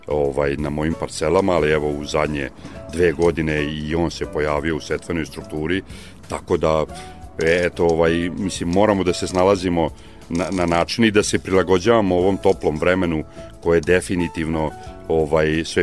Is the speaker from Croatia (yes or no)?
no; Srbobran, Vojvodina, Serbia; ja sam iz Srbobrana i to je jedan e, klasičan stojarski kraj